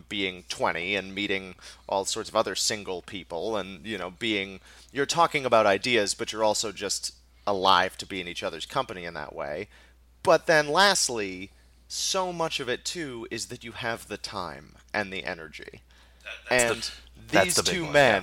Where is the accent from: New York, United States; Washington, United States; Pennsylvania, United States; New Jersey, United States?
New York, United States; New York City; as a New Yorker